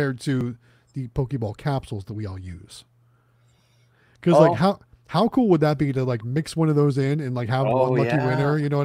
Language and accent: English; Youngstown, Ohio, United States; moved away; I'm from Youngstown, Ohio